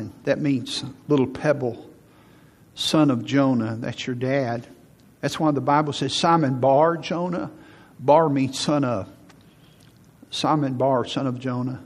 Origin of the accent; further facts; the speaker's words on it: Huntsville, Alabama, United States; I moved back to Huntsville in 1985 to be the youth pastor here, because I grew up in Huntsville